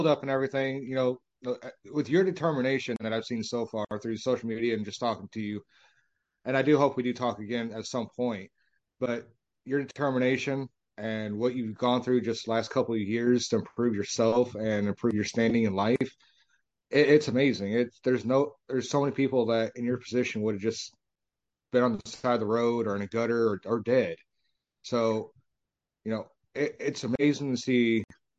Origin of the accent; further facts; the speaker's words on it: Illinois, United States; now in Texas, United States; I'm from Illinois.